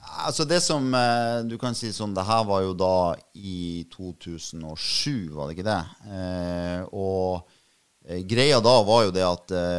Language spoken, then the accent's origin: Norwegian; Bodø, Nordland, Norway; also born or lived in Oslo; jeg er jo født og oppvokst på Innstranda, da, altså på, på, Bertnes.